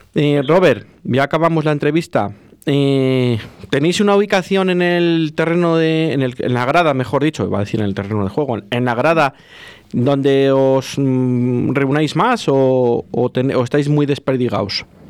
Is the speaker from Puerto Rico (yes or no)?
no; Valladolid, Castile and León, Spain